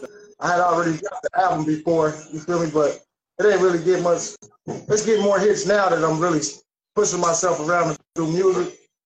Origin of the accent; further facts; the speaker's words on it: Dayton, Ohio, United States; I'm from Dayton, Ohio.